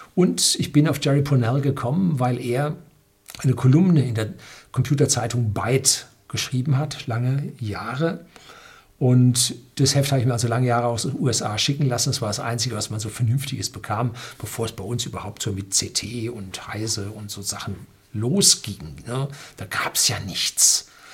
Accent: North Rhine-Westphalia, Germany; als Jugendlicher in Nordrhein-Westfalen

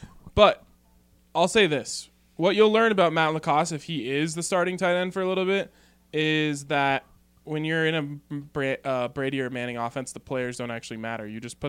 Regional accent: Brazil; English is a second language; also born or lived in Denver, United States; I'm from Brazil, and I was a Rotary exchange student. I spent a year living in Denver in 1994 studying in Manual High School.

